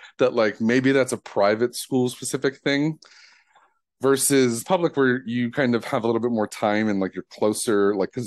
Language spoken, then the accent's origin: English; Detroit, Michigan, United States; growing up in Detroit